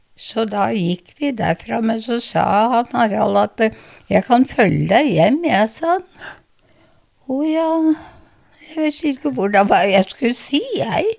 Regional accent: Larvik, Vestfold, Norway; Jeg ble født i Larvik.

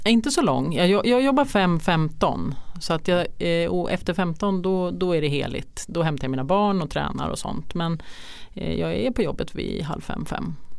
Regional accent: Trosa, Södermanland, Sweden; jag är uppvuxen i Trosa

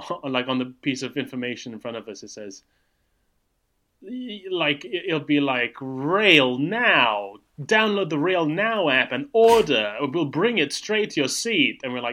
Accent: United Kingdom; There's this inescapable feeling of traveling through Europe as a Brit now

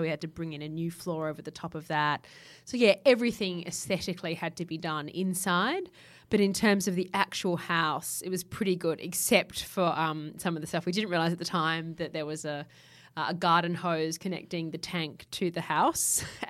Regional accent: Japan; I grew up in Japan, so there's lots of different textiles, sort of antique kimono fabrics I've used as upholstery

